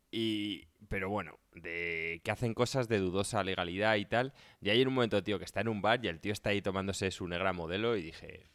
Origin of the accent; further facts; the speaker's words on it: Spain; nosotros somos como buenos españoles, tío, pata negra.